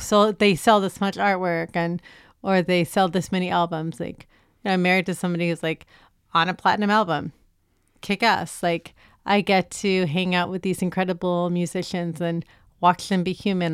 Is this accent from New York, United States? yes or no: no; San Francisco, California, United States; moved away; I grew up in San Francisco on eighteenth and Castro